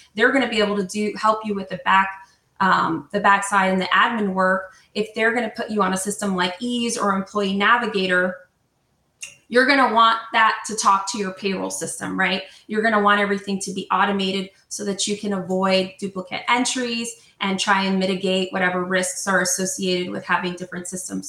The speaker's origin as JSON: {"language": "English", "region": "New Jersey", "country": "United States", "moved": "yes", "lives_now": "Southern California, United States", "said": "I'm not Italian. I am from New Jersey"}